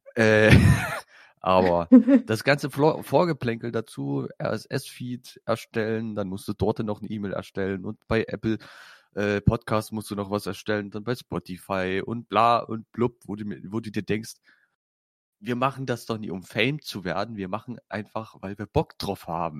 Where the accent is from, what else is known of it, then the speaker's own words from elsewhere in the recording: Saxony, Germany; Ich bin Sachse